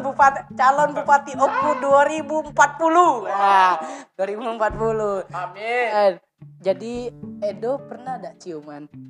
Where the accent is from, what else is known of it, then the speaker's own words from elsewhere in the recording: Baturaja, South Sumatra, Indonesia; moved away; aku dulu kan dari Batu Rajo nih. Dari Batu Rajo